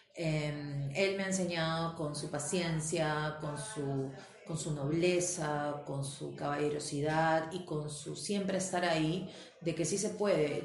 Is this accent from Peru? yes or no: yes; Peru